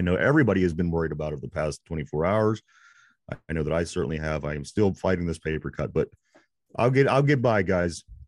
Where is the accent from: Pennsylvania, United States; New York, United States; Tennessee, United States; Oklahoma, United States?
Pennsylvania, United States; Pittsburgh; we're from Pittsburgh